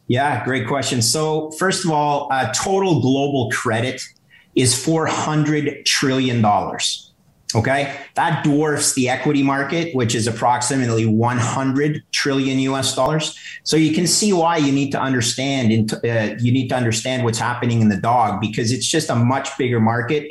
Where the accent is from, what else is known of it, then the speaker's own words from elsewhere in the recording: Canada; as a Canadian